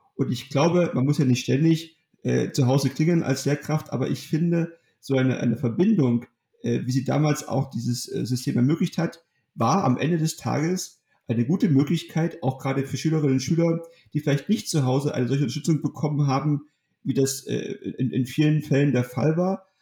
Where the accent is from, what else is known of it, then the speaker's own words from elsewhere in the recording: Germany; in meiner Heimatstadt in Ottrand